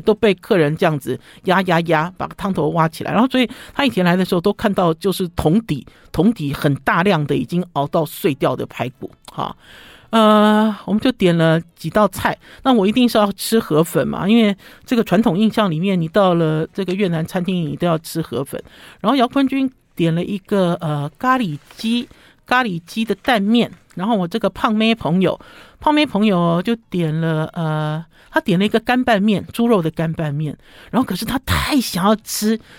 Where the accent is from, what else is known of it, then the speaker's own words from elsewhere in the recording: Sanchong, New Taipei, Taiwan; 我小的时候，我出生的一个地方在三重，哈。啊，当初我们出生在三重，等于是五十多年前